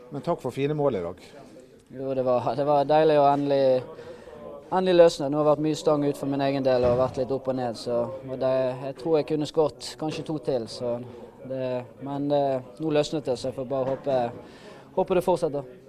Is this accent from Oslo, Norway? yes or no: no; Bergen, Vestland, Norway; also born or lived in Askøy; now in Sotra, Norway; bodde på Laksevåg til jeg begynte i 5. klasse. Da flyttet jeg til Askøy